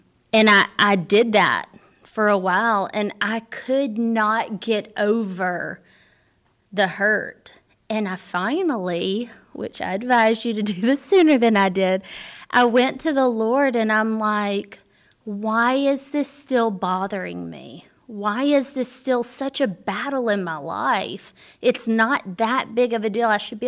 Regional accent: Birmingham, Alabama, United States; I totally agree. I grew up in Birmingham, Alabama. I went to Word of Life Church there.

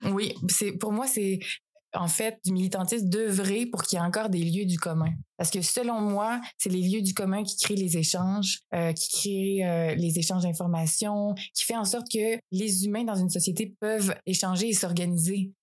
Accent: along Route 132, Quebec, Canada; also born or lived in France; je suis née en France, là, mais euh, quand j'ai eu 4 ans, ils ont décidé de faire vraiment le move, pas juste venir en voyage. Puis, ils ont acheté l'auberge avec 4 ans. Donc, j'ai vraiment grandi là

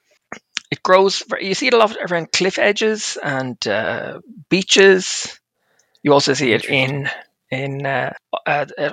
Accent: Ireland; now in Switzerland; I'm from Ireland

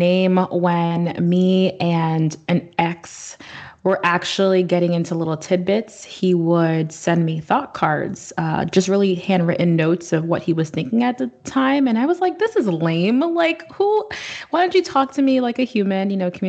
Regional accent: Haiti; I mean, I lived like a local pretty much 4 months out of the year growing up in Haiti.

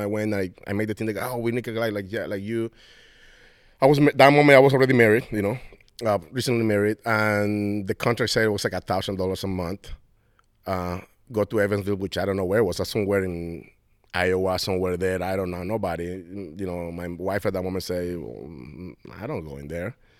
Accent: Venezuela; English is a second language; moved away as an adult; now in United States; I come here from Venezuela to play with the, with, with the Giants visa

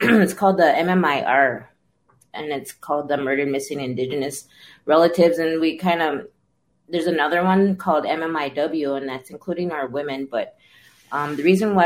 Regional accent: Crow Creek Dakota Nation, South Dakota, United States; now in Twin Cities, United States; I am from the Crow Creek Dakota Nation, and I've resided in the Twin Cities area for about 20 plus years

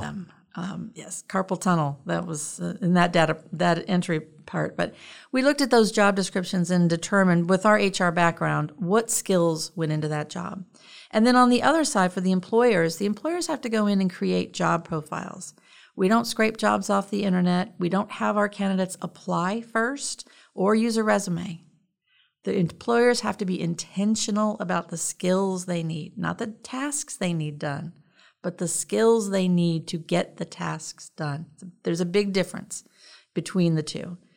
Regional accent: Richmond, Indiana, United States; moved away as an adult; I grew up in Richmond, Indiana, um, and I lived there until I, um, graduated high school and went in the Navy

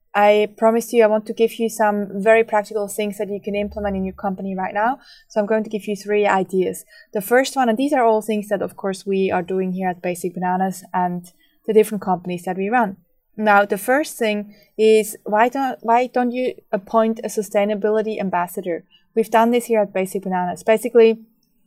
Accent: Switzerland; moved away; I grew up in Switzerland

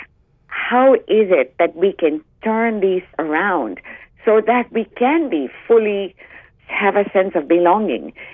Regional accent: Uganda; moved away; I grew up in Uganda, which was a British colony until 1967, a crown colony.

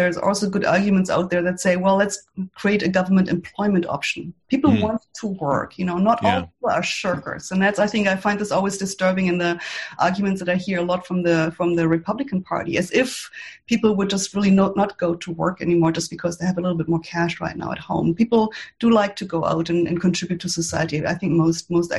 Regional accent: Germany; now in United States; I'm from Germany

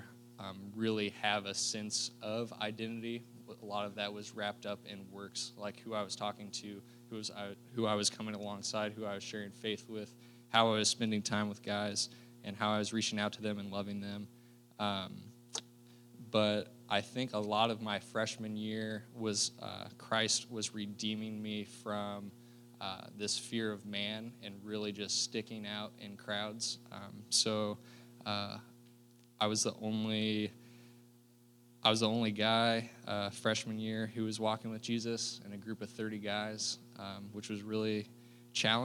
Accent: Fishers, Indiana, United States; I'm from Fishers, Indiana, so northeast Indianapolis

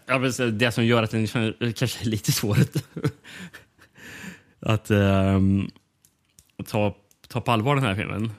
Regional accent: Sweden; som svensk

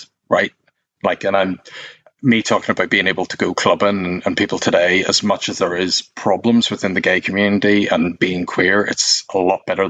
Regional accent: Northern Ireland, United Kingdom; now in London, United Kingdom; being Northern Irish is, whether you like it or not, you're born into this club

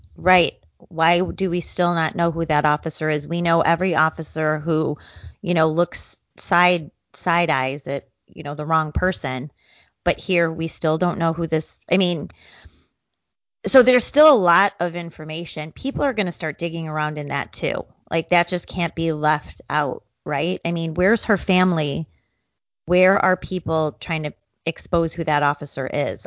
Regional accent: Chicago, Illinois, United States; my hometown ish city of Chicago

